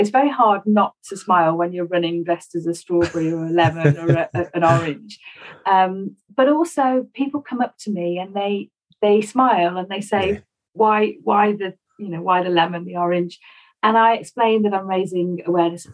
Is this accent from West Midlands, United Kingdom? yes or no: yes; Stafford, West Midlands, United Kingdom; I grew up in Stafford, one of four children